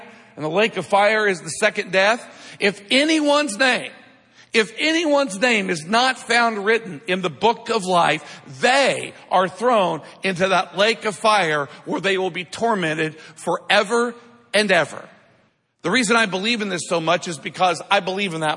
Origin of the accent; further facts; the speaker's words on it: Midwest, United States; I grew up in the Midwest. I grew up watching farming my whole life